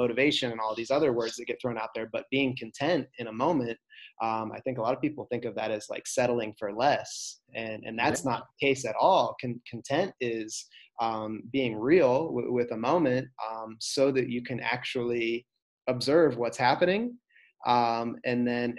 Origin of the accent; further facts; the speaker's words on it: United States; I was born in the United States.